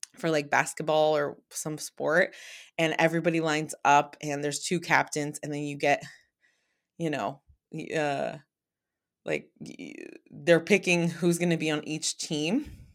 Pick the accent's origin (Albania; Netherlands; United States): United States; San Francisco Bay Area, California; I'm from the Bay Area